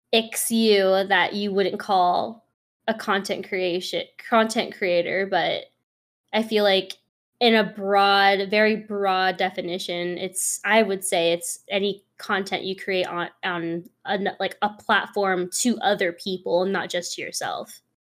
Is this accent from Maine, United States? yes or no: no; San Francisco, California, United States; moved away as an adult; also born or lived in East Coast; I'm from San Francisco. and I moved out to the East Coast, like, way closer to the East Coast